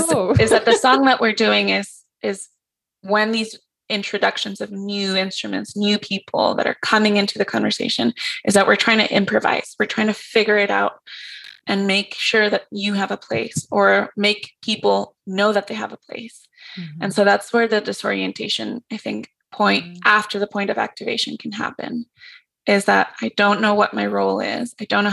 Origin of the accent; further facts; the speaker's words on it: Mexico; And so I'm from Mexico. There's indigeneity there.